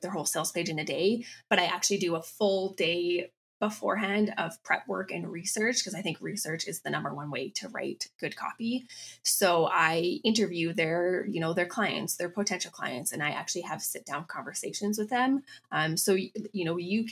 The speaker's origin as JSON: {"language": "English", "town": "Calgary", "region": "Alberta", "country": "Canada", "tie": "born or raised there", "also_born_or_lived": "Chicago, United States / Vienna, Austria", "said": "I grew up in Calgary, Alberta, Canada"}